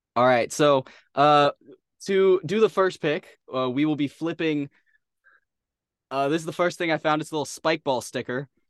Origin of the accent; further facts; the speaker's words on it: San Antonio, Texas, United States; I am from San Antonio